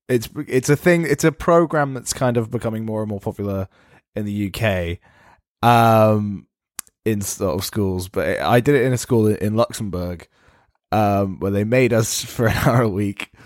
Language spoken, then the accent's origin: English; England, United Kingdom; I'm an Englishman